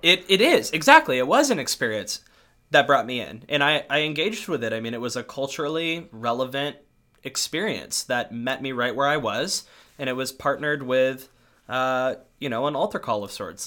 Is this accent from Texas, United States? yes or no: no; North County, San Diego, California, United States; I grew up in North County, San Diego, so about forty minutes north of, like, the main city area in mostly white suburbs.